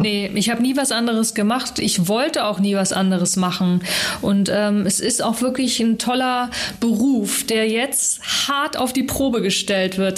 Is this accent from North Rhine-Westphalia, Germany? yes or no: no; Hamburg, Germany; aufgewachsen jetzt so mit den äh, Eltern und Schulzeit war ja so im Norden